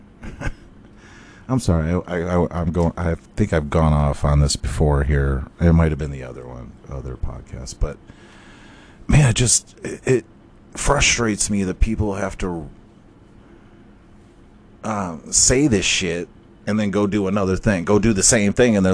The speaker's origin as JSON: {"language": "English", "town": "Cleveland", "region": "Ohio", "country": "United States", "said": "I'm from Cleveland"}